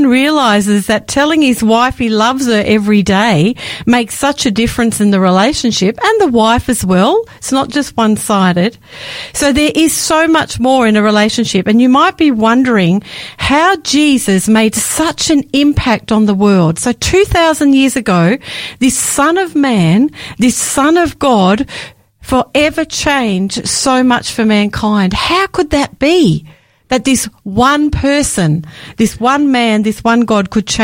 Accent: Victoria, Australia; I grew up in the Seventh-day Adventist Church in Victoria

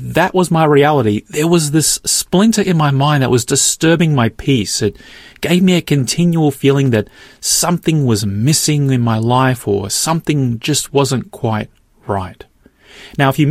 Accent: Australia; I'm born here in Australia

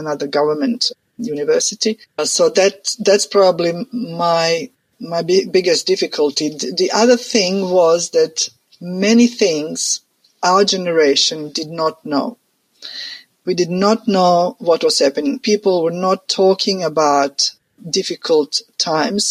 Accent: Croatia; moved away; I'm from Croatia, which used to be part of Yugoslavia.

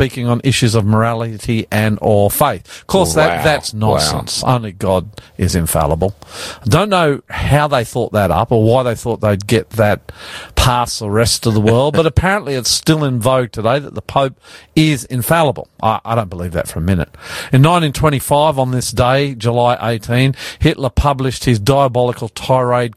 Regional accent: Australia; I'm …

